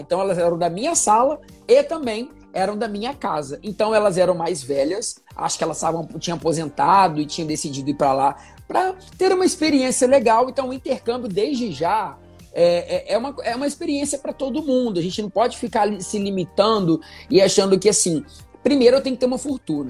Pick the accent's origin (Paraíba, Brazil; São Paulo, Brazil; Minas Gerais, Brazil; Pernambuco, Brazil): Minas Gerais, Brazil; moved away as an adult; now in Rio de Janeiro, Brazil; sou mineiro, moro aqui no Rio tem mais ou menos uns 5, 6 anos